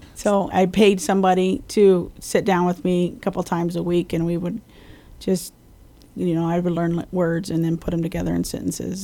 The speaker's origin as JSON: {"language": "English", "region": "Colorado", "country": "United States", "tie": "born or raised there", "also_born_or_lived": "Springfield, Missouri", "moved": "as an adult", "lives_now": "Guam", "said": "I grew up in Colorado"}